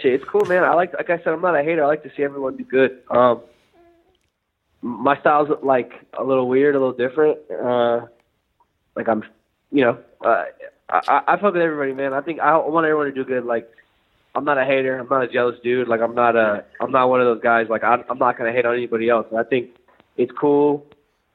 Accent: Northern California, United States; I'm from Northern California, and that sums up everyone I went to high school

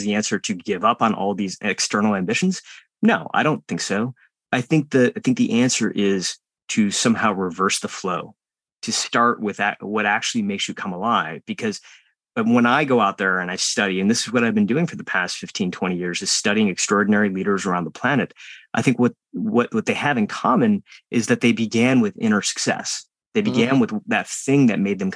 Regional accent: United States; born or raised there

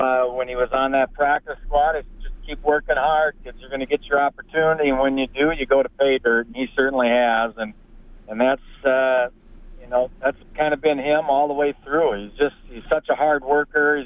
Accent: Willmar, Minnesota, United States; I grew up in Wilmer, Minnesota

